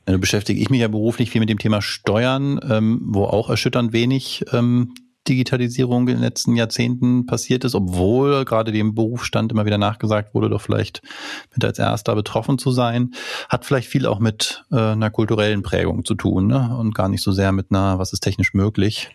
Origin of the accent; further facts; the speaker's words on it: Germany; wir kommen als äh, Deutsche